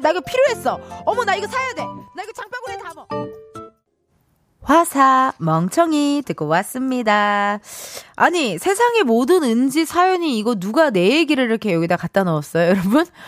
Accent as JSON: {"language": "Korean", "region": "Incheon", "country": "South Korea", "tie": "born or raised there", "said": "눈 오는 날 인천 저기 용현시장 쪽에서 물텀벙이, 네, 물텀벙이 거리에서 제가 태어났습니다"}